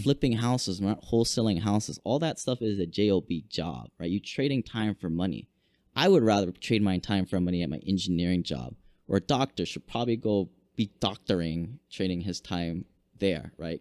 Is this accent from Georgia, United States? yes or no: no; Hawaii, United States; also born or lived in Washington; I grew up here in Hawaii, went to school, University of Washington, became an engineer